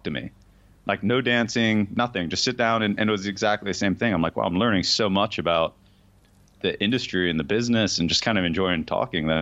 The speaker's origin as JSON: {"language": "English", "region": "Florida", "country": "United States", "tie": "born or raised there", "said": "I grew up in Florida, going to all the strip joints in Florida"}